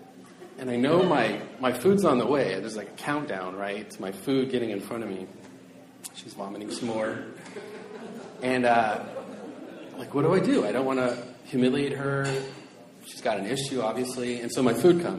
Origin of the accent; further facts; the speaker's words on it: Seattle, Washington, United States; I'm from South Seattle, and Chinese food's a real big deal in South Seattle.